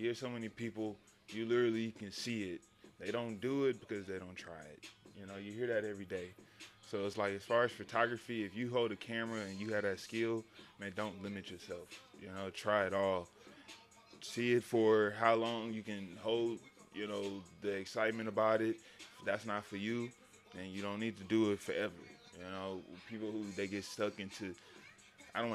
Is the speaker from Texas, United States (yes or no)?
yes; Houston, Texas, United States; moved away as an adult; also born or lived in San Antonio, Texas; I'm from Texas. I'm originally from Houston, but I went to school out in San Antonio for a little bit